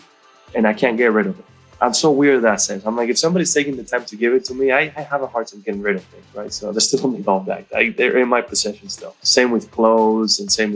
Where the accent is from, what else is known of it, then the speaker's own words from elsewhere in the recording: northern Spain, Spain; I come from Spain, but I didn't grow up in a sunny area.